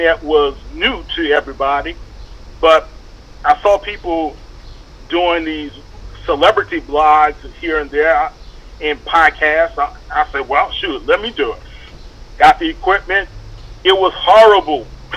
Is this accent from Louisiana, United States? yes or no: yes; New Orleans, Louisiana, United States; also born or lived in Atlanta; I'm born and raised in New Orleans, attended McDonald 35 High School